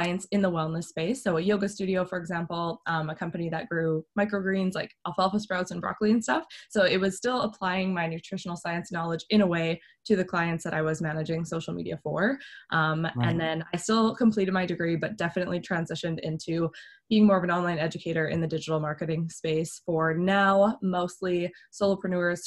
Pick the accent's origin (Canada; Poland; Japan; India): Canada; I'm from Canada.